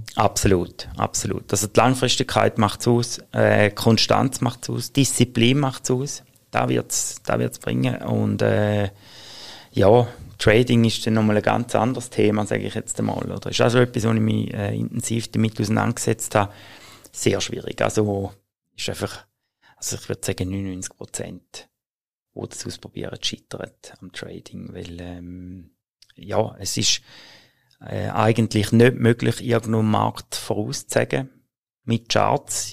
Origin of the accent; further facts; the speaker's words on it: Switzerland; bei uns in der Schweiz